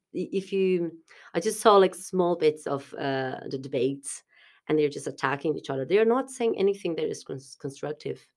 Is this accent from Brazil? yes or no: yes; South Brazil, Brazil; moved away as an adult; also born or lived in Portugal; now in Dublin, Ireland; it's close to s, to where I'm from, it's south, south of Brazil